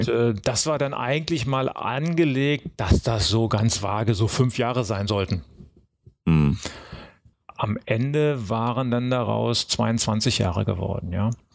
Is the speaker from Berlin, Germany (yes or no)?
yes; Berlin, Germany; ich bin aufgewachsen in Berlin-Lichterfelde